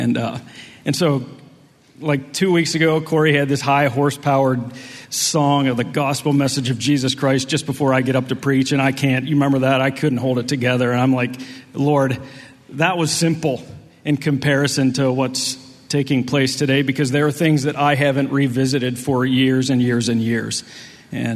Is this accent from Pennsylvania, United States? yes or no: yes; Chambersburg, Pennsylvania, United States; also born or lived in Huntington, Indiana; that's where I'm from. I'm from Chambersburg